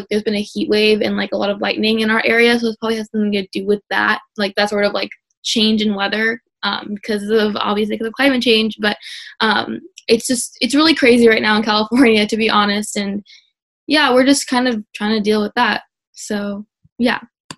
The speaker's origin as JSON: {"language": "English", "country": "India", "first_language": "Telugu", "second_language": "English", "said": "Because I'm not super fluent in my native language of Telugu."}